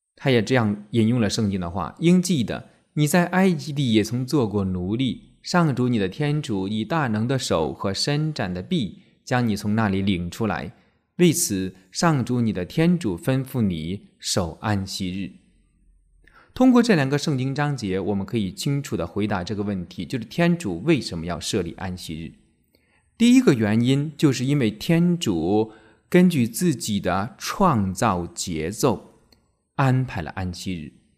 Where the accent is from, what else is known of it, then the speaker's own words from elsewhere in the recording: China; 我们中国人